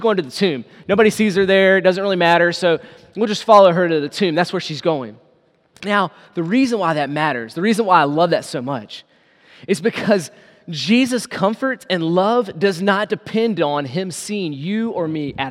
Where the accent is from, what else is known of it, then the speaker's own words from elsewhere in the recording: United States; us as American believers